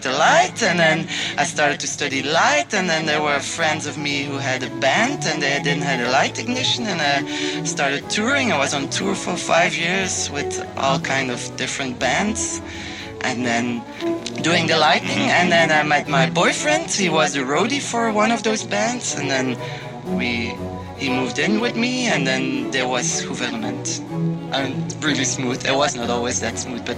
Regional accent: Ghent, Flanders, Belgium; like I'm from Ghent, but I'm from Mariakerke. It's like 5 kilometers outside of Ghent, but still, like my world was there. I went to school in Mariakerke

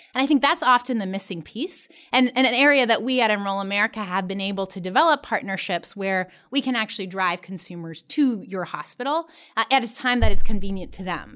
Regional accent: Columbus, Ohio, United States; my hometown, Columbus, Ohio

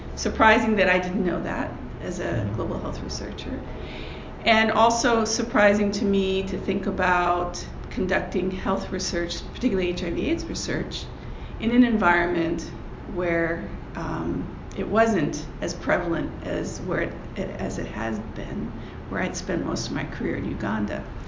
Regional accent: United States; As an American

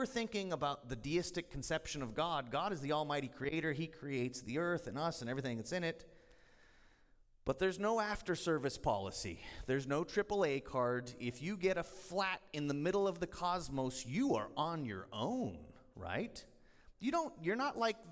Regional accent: United States; I'm an American

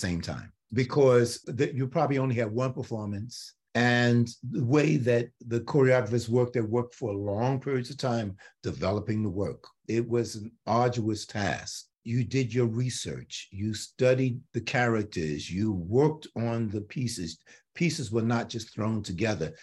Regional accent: New York City, New York, United States; I'm born and raised in New York City

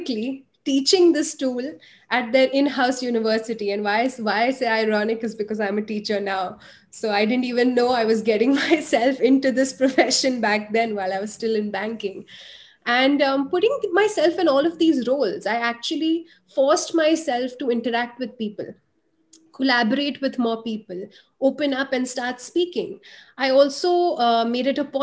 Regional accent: India; being an Indian woman, I got, you know, an investment banking job

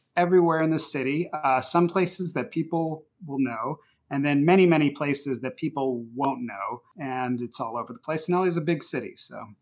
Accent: Los Angeles, California, United States; moved away as an adult; now in Atlanta, United States; I was born in Los Angeles and lived there most of my life, but I now live in Atlanta, Georgia, for about fourteen years

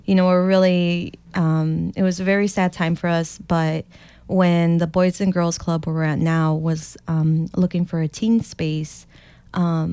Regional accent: Chicago, Illinois, United States; I grew up in Lolo Village

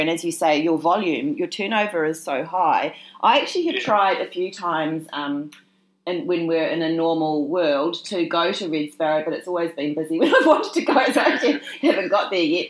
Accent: Christchurch, Canterbury, New Zealand; moved away; when I went back to my hometown, Christchurch in New Zealand

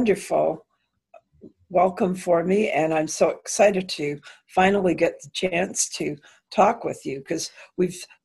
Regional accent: London, Ontario, Canada; also born or lived in New York; I'm from London, Ontario, which is near Toronto in Canada.

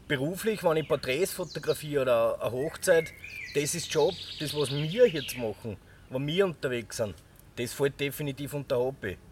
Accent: Irdning, Styria, Austria; ich komme aus der Scheiner Obersteiermark, speziell jetzt aus Irtning

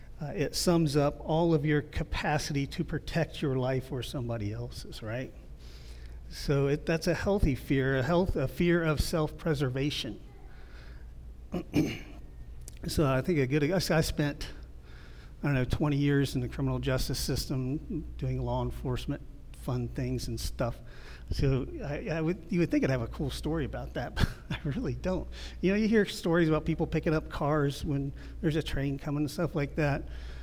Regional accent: Ohio, United States; I'm from the Midwest, so you guys, I watch the Weather Channel. The weather out here is always the same to me, so I don't really pay attention to it too much. But in Ohio, the Weather Channel

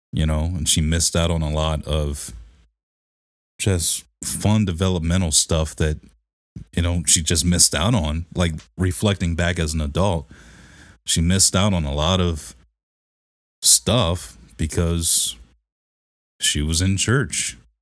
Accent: Detroit, Michigan, United States; growing up in Detroit, you were nothing but Christian

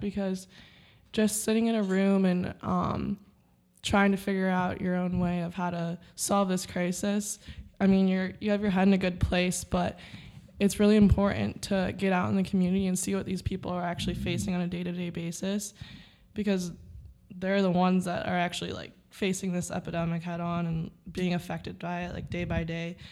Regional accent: Rochester, New York, United States; I'm also also from Rochester, New York.

